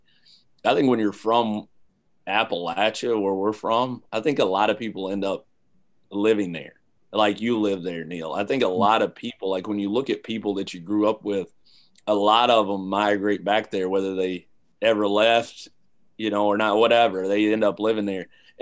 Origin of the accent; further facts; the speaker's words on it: London, United Kingdom; those 18 years that I spent growing up in London